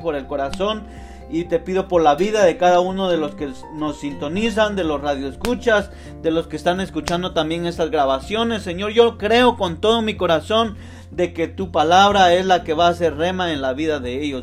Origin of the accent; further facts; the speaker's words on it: Guatemala; yo soy de Guatemala